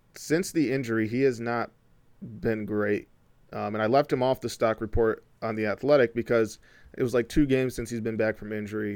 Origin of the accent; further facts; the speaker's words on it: Flint, Michigan, United States; also born or lived in Ypsilanti; a black guy from Flint